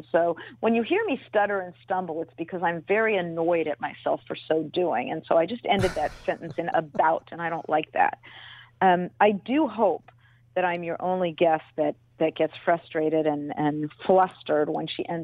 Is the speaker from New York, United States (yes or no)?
no; Los Angeles, California, United States; moved away as an adult; also born or lived in Oakland; I grew up in Los Angeles, was in Los Angeles until I opted to move. Um, when Al opted to move the team, I opted to move with the team, and I'm back in Los Angeles now since having left the Raiders.